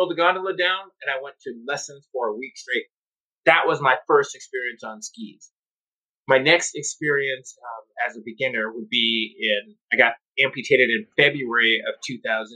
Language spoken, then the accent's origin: English; North Dakota, United States; moved away; I'm from North Dakota